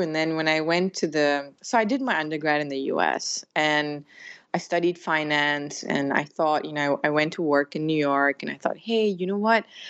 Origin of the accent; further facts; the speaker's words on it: Malaysia; moved away as an adult; also born or lived in United States / United Kingdom / West Africa / Europe; I was born here in Malaysia. I'm a child of immigrants in a way because um, my grandfather came here from India and my dad was born here. Uh, so I grew up here